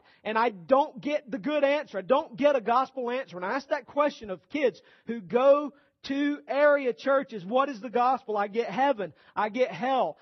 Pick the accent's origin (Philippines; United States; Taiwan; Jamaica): United States; Rome, Georgia; This is my hometown